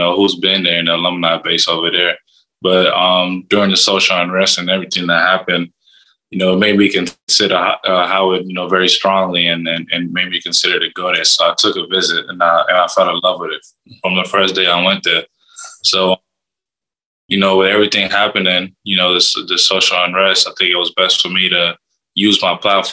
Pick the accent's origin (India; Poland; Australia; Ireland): Australia; also born or lived in South Sudan; now in United States; Growing up in Australia, sunny